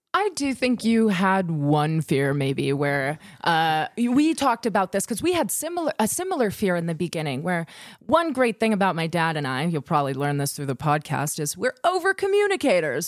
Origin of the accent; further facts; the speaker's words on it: Wisconsin, United States; we're from Wisconsin, different dialects.